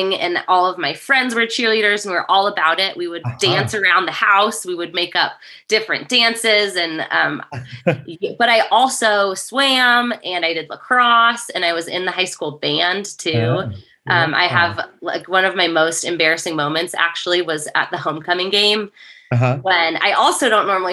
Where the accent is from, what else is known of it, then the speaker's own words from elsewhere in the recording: El Dorado Hills, California, United States; also born or lived in San Jose, California; I am originally from El Dorado Hills, California. I was born in San Jose, and then we moved to El Dorado Hills when I was in first grade.